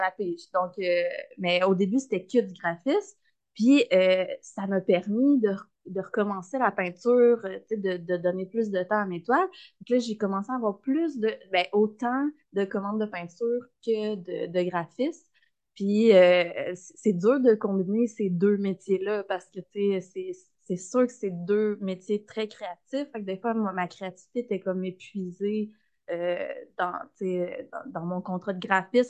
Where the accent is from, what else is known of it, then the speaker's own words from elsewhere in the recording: Saint-Damien and the Magdalen Islands, Quebec, Canada; also born or lived in Berthierville, Lanaudière; j'ai grandi beaucoup à Saint-Damien et aux îles de la Madeleine